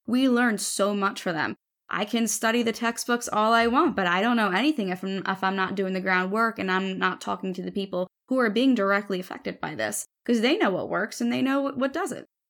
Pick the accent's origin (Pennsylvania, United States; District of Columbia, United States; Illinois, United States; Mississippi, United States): Pennsylvania, United States; Philadelphia; I was also born and raised in South Philly, where I still live